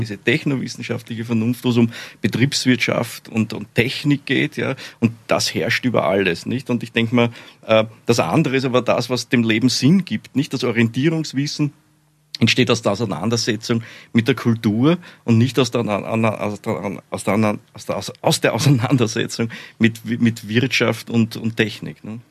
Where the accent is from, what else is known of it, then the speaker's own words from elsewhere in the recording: Austria; accent: Austrian; bin ja Österreicher, wie Sie wahrscheinlich alle, alle leicht hören Hört können